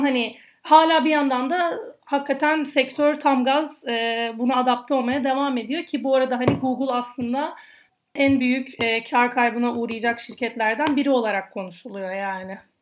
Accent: Adana, Turkey; ben Adanalı olduğum için, e, çamaşır suyu, daha doğrusu hipo, hipo demekten kendimi alamıyorum

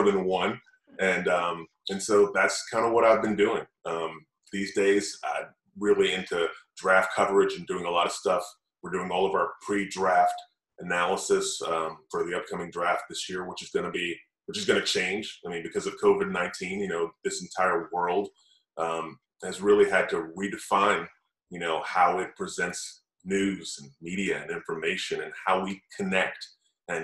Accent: Tallahassee, Florida, United States; also born or lived in Gainesville, Florida; now in Tampa, United States; I grew up in Tallahassee

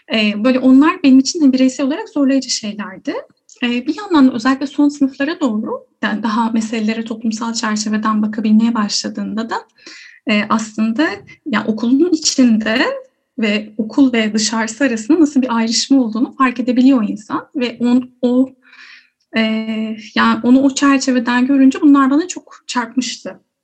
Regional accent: Yalova, Turkey; also born or lived in Istanbul; Yalova'lıyım diyebilirim. Ee, orada büyüdüm.

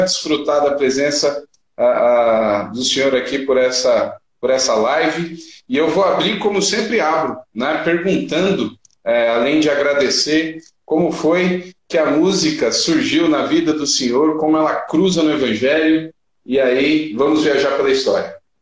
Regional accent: São Paulo, Brazil; moved away; also born or lived in Piauí / Maranhão; eu sou de São Paulo

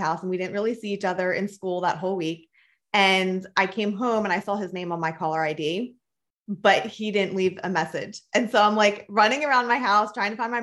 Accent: Philadelphia, Pennsylvania, United States; I grew up in Philadelphia, Pennsylvania, and then I moved to a very small town when I was a sophomore in high school.

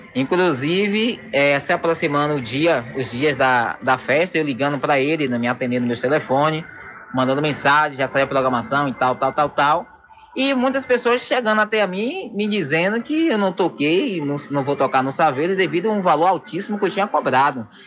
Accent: São Félix, Bahia, Brazil; eu me sinto travado na cidade onde eu nasci

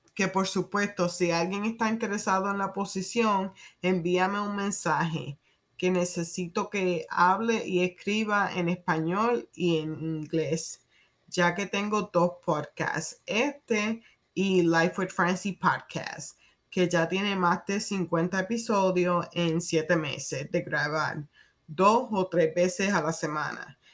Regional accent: Puerto Rico; first language Spanish; moved away as an adult; also born or lived in New York / Kansas / Maryland; now in United States; Me crié en Puerto Rico

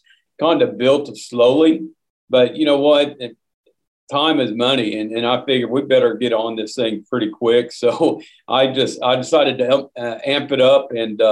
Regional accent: Oklahoma, United States; my home state of Oklahoma

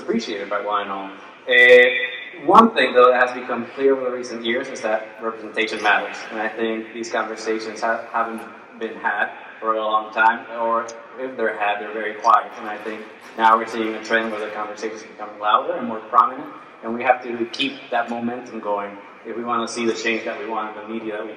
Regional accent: Puerto Rico; I'm from Puerto Rico

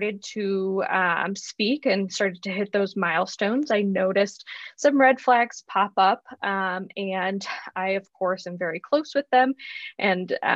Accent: Chicago, Illinois, United States; moved away as an adult; also born or lived in Arizona; now in Tucson, United States; I was born and raised in Chicago, Illinois.

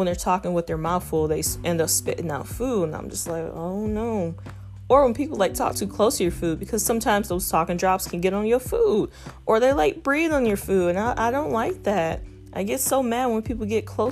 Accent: Toledo, Ohio, United States; moved away; I am from Toledo, Ohio, also known as Mud City, the Mud, 419, that's the area code. I grew up, I've been raised in Toledo, but I haven't lived there in about 7 years

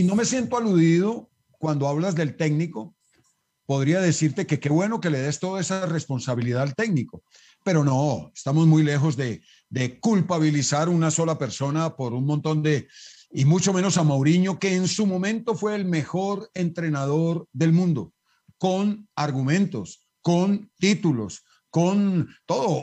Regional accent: Colombia; also born or lived in Belgium; El futbolista colombiano, el futbolista colombiano, tenemos una tendencia a ese conformismo

